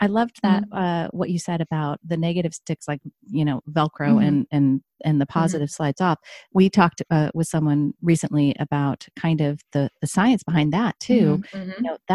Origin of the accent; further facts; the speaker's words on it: Midwest, United States; now in Oregon, United States; I grew up in the Midwest